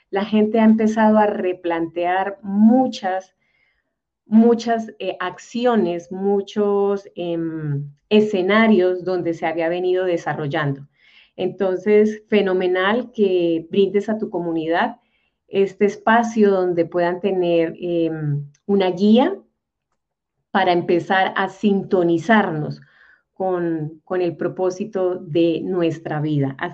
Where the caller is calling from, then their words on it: Bogotá, Colombia; yo estoy en este instante en Bogotá, Colombia, al otro lado del globo terráqueo.